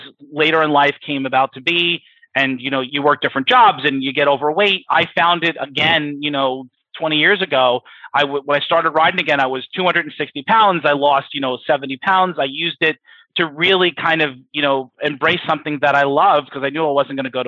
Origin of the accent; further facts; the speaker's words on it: Long Island, New York, United States; moved away as an adult; now in Culpeper, United States; I grew up in New York, Long Island specifically